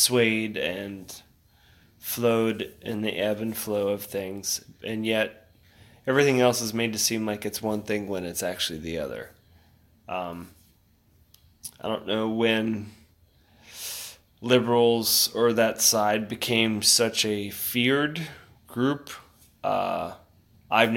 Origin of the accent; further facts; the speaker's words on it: Sarasota, Florida, United States; growing up in Sarasota